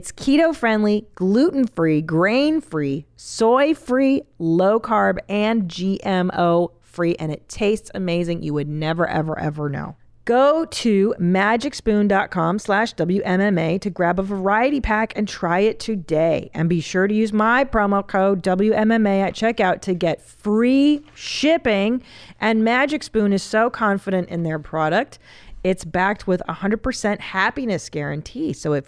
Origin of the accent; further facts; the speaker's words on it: Los Angeles, California, United States; I grew up on Loveline and in LA, it was a staple of my existence.